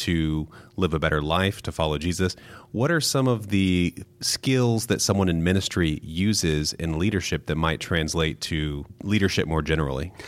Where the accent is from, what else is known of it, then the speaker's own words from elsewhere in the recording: Midwest, United States; I was raised in the Midwest